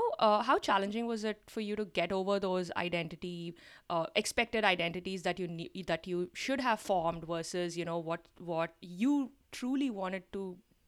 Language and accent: English; India; so many of us, especially who are, you know, born and brought up in India